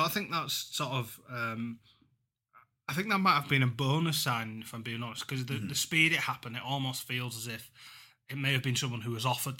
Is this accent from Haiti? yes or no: no; Huddersfield, Yorkshire and the Humber, United Kingdom; and Huddersfield win 36, I'll be happy, because I've got a soft spot for them, obviously, being my hometown club.